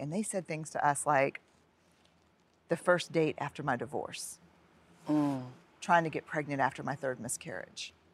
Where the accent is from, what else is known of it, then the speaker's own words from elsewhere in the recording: New Orleans, Louisiana, United States; raised Catholic mm-hmm. because I went to Catholic schools in New Orleans